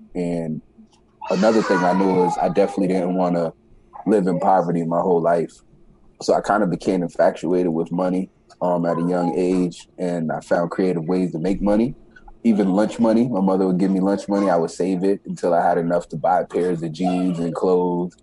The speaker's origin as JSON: {"language": "English", "town": "New York City", "region": "New York", "country": "United States", "tie": "born or raised there", "said": "So I was born in the Bronx, New York. At a young age, my father passed away um, when I was around nine years old, eight or nine, yeah, nine years old. Uh, from that point, we moved from New York City to upstate New York."}